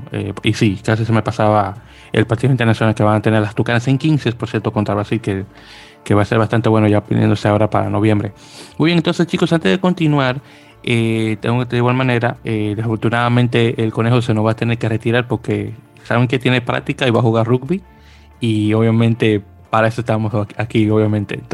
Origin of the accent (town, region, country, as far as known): Dominican Republic